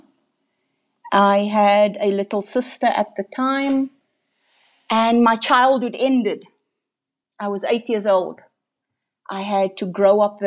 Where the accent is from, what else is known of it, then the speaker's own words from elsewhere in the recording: Cape Town, Western Cape, South Africa; I am my mother's eldest child and born in District 6.